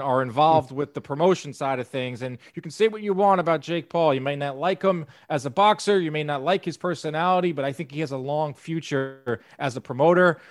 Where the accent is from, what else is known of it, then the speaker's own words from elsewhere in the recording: New York, United States; as a New Yorker.